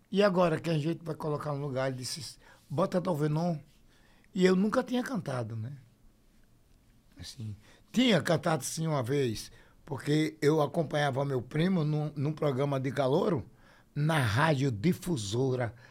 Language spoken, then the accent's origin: Portuguese; Aracaju, Sergipe, Brazil; born there; Nasci aqui no Santo Antônio, na rua Silvio Romero, número 111.